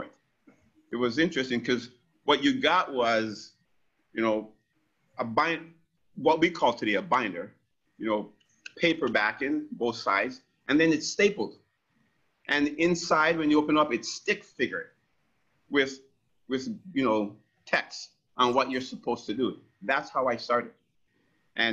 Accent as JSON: {"language": "English", "country": "Jamaica", "moved": "yes", "lives_now": "Windsor, Canada", "said": "I'm Jamaican, 100% grade"}